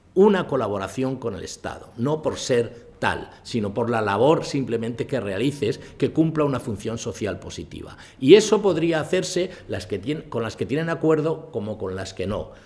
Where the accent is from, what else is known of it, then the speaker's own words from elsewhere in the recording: Spain; yo, he nacido aquí